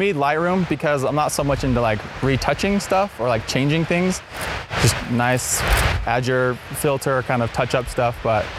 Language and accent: English; Sandy, Utah, United States; also born or lived in Salt Lake City, Utah; I'm from Sandy, a different canyon, but lots of waterfalls outside. So this is where I feel at home.